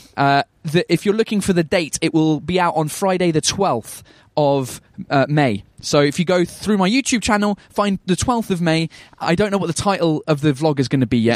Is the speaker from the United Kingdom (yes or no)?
yes; England, United Kingdom; I'm English